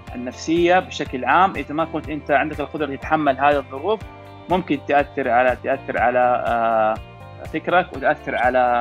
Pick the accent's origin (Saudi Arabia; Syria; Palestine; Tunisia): Saudi Arabia; عندنا في السعوديه